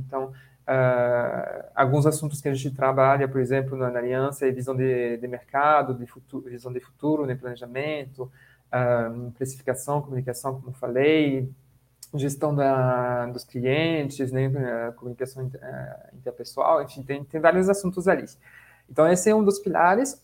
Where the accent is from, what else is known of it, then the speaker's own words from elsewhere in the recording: France; now in Brazil; eu sou francês